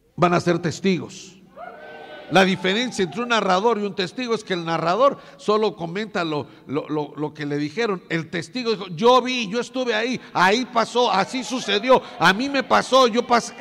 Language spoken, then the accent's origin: Spanish; Mexico